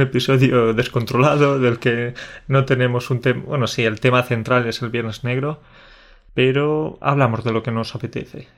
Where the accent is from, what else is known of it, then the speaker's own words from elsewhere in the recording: Spain; un español habla inglés, lo cierto es que tenemos ese, ese acento así especial